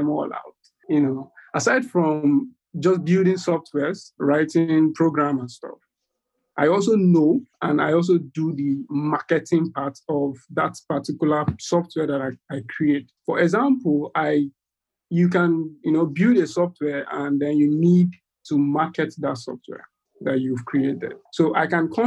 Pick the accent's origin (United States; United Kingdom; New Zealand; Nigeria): Nigeria; I'm from Nigeria. That's in West Africa.